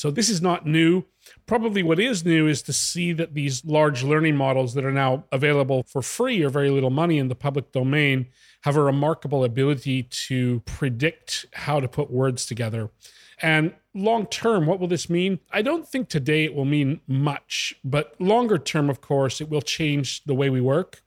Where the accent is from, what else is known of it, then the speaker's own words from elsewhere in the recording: Western Canada, Canada; moved away as an adult; now in Italy; I grew up in Western Canada.